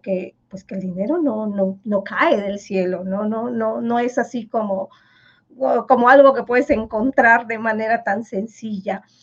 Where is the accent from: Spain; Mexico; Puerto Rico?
Mexico; first language Yucatec Maya; Spanish is a second language; moved away; yo fui la, primera niña que salió del pueblo y vino a, la capital a, estudiar